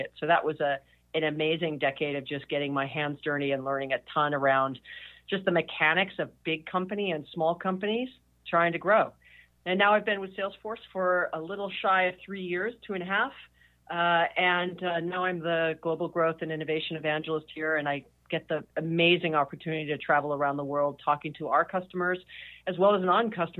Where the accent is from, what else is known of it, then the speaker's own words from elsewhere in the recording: Hawaii, United States; I was born and raised in Hawaii